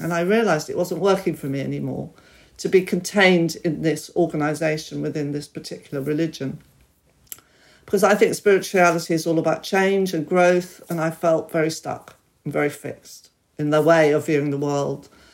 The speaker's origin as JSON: {"language": "English", "country": "United Kingdom", "tie": "born or raised there", "said": "I was born here and I'm very British"}